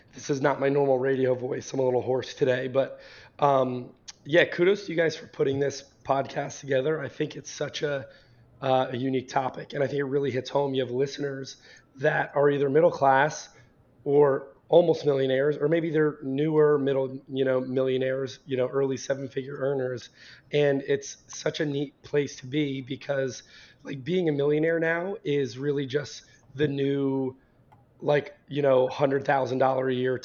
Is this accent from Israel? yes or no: no; Vernon, New Jersey, United States; I grew up in Northern New Jersey in a small town called Vernon